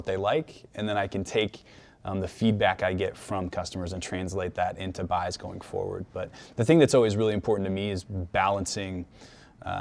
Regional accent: Kansas City, Missouri, United States; I'm, you know, very much fancy myself like an everyday Kansas City Midwestern dude who's born and raised in Kansas City

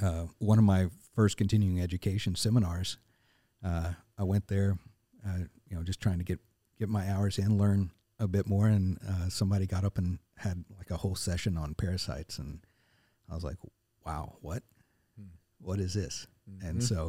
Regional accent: Arkansas, United States; also born or lived in Murfreesboro, Tennessee; now in Nashville, United States; I was born in Murfreesboro, grew up in Northeast Arkansas, but we were my whole time growing up. We always came back to Middle Tennessee, and so for me, this felt like coming home.

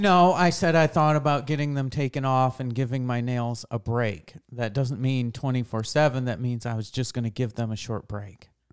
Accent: Boonville, New York, United States; moved away; also born or lived in Lowville, New York; I grew up in Boonville

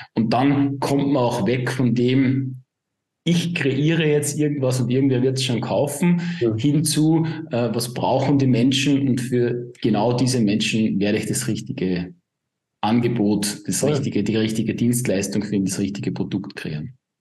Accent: Upper Austria, Austria; komme aus dem wunderschönen Oberösterreich. Man hört es vielleicht auch ein bisschen an meinen Akzent.

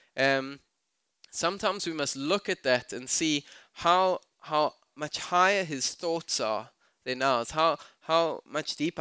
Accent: South Africa; I'm South African

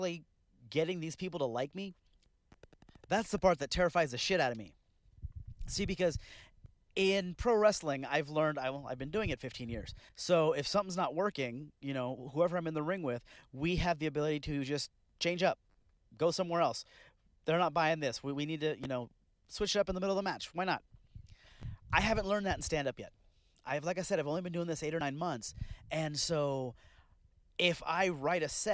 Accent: Bakersfield, California, United States; I'm from Bakersfield, California.

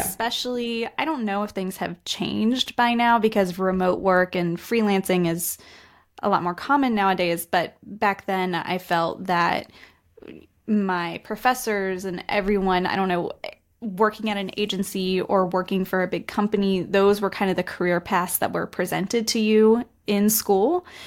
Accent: West Virginia, United States; moved away as an adult; also born or lived in Australia / Denmark; now in Spain; I'm from the U S. I'm from West Virginia, which is a very small rural area of the country, but I'm currently living in Spain right now.

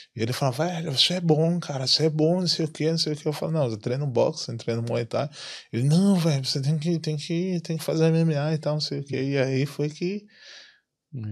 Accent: Salvador, Bahia, Brazil; moved away as an adult; now in Ireland; minha infância na, no Brasil, assim, lá em, principalmente lá em Salvador

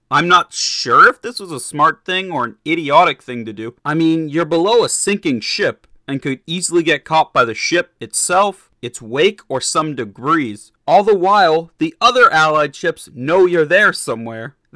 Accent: Massachusetts, United States; my home state of Massachusetts

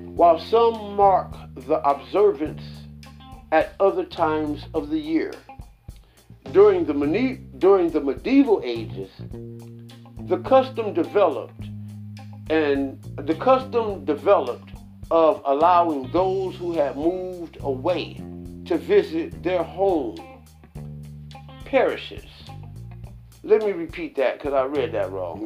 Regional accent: United States; I am an American.

